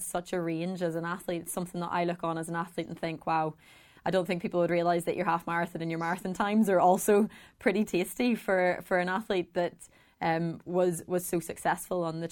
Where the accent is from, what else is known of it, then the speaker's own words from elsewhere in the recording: Ireland; as an Irish woman